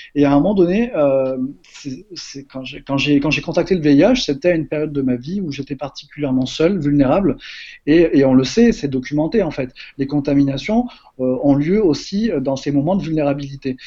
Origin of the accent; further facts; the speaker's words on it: Marseille, Provence-Alpes-Côte d'Azur, France; moved away as an adult; also born or lived in Paris; je viens de Marseille